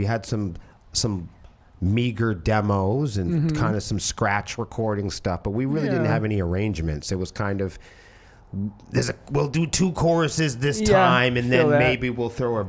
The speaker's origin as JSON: {"language": "English", "town": "Portsmouth", "region": "New Hampshire", "country": "United States", "said": "I'm from Portsmouth, New Hampshire."}